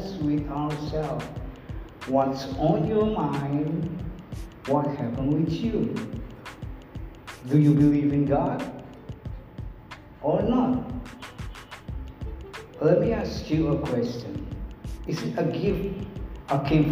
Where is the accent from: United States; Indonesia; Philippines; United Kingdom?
Indonesia; Kupang, East Nusa Tenggara; English is a second language; This is English, this is not my mother language. I don't born with English in my mouth. I was born in Kupang, in a very far east side of Indonesia